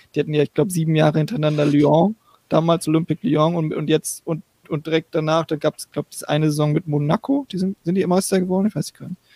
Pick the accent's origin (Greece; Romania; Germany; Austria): Germany; Northern Germany; now in United States; ich komme aus dem Norden